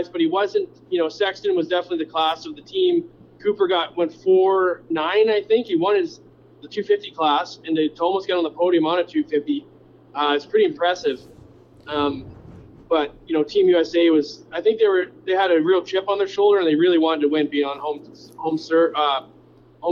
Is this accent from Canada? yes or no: yes; Canada; I'm Canadian